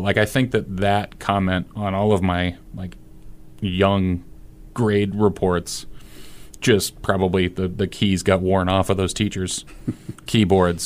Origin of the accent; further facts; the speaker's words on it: Fremont, Nebraska, United States; growing up in Fremont, Nebraska